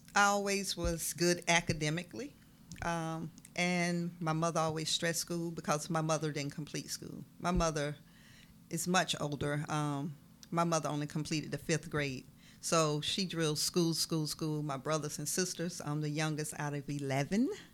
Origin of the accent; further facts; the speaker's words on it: Waynesboro, Georgia, United States; originally from down the road, Waynesboro